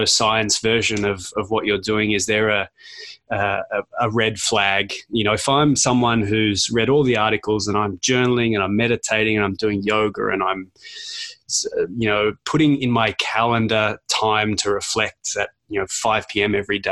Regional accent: Australia; being Australian, they didn't teach us Australian history at all.

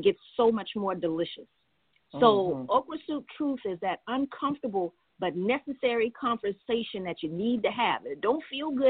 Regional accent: Charleston, South Carolina, United States; I am a Charleston native, Charleston, South Carolina

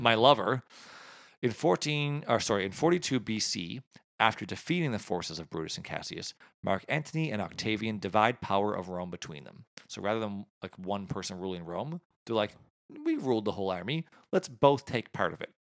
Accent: Canada

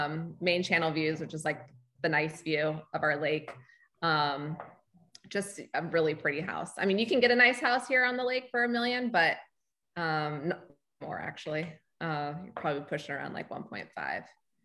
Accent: Honolulu, Hawaii, United States; moved away as an adult; also born or lived in Los Angeles / Charlotte; now in Lake Norman, United States; So I grew up in Hawaii, Honolulu. So I'm used to like laid back, chill

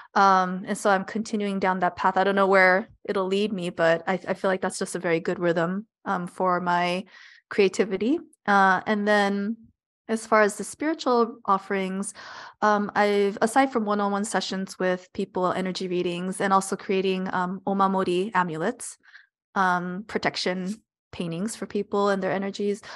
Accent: Los Angeles, California, United States; I was born and raised in Los Angeles

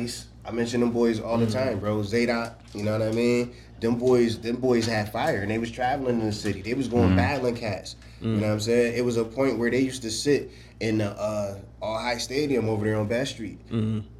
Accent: Newark, New Jersey, United States; now in Buffalo, United States; I was born in North.

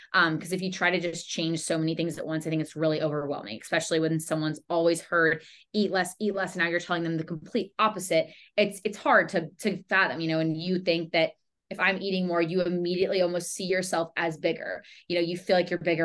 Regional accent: Charlotte, North Carolina, United States; I'm born and raised in Charlotte, North Carolina.

